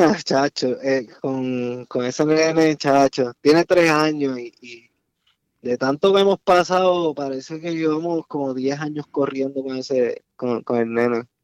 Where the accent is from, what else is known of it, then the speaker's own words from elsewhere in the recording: Salinas, Puerto Rico; moved away; also born or lived in New Jersey; Nosotros somos de Salinas